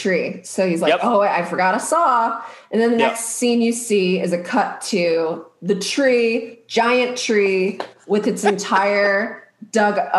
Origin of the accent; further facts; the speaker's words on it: Maryland, United States; I grew up in Maryland